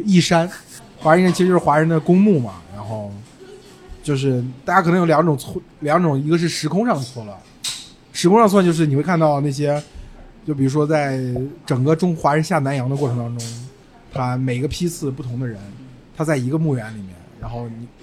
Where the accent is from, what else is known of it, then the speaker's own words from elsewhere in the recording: China; 我们中国人